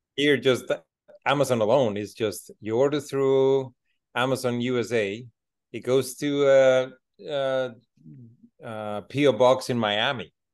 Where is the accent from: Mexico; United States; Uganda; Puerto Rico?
Mexico; Mexico City; also born or lived in Alberta, Canada; now in Dominican Republic; I'm originally from Mexico City. So then we moved into Canada